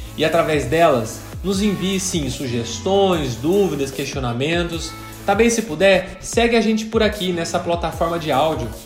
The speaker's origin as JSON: {"language": "Portuguese", "town": "São José dos Campos", "region": "São Paulo", "country": "Brazil", "tie": "born or raised there", "said": "em São José dos Campos, interior de São Paulo. Inclusive, é a cidade onde nasci. Cresci, estudei"}